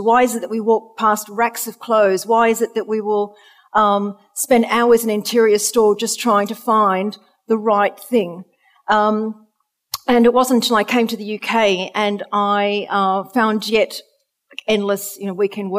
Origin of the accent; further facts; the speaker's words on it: Australia; moved away; you can hear from my accent, I'm originally from Australia.